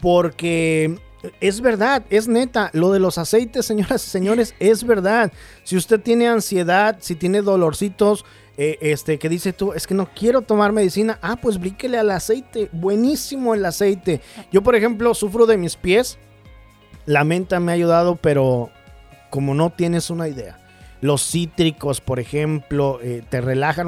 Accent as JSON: {"language": "Spanish", "country": "Mexico", "tie": "born or raised there", "moved": "yes", "said": "Es que uno en México merienda, aquí no"}